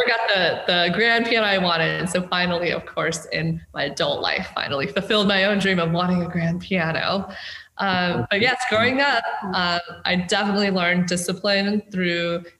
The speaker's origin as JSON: {"language": "English", "town": "Fort Collins", "region": "Colorado", "country": "United States", "tie": "born or raised there", "also_born_or_lived": "China / California", "moved": "as an adult", "said": "grew up in Colorado before then moving to California for college."}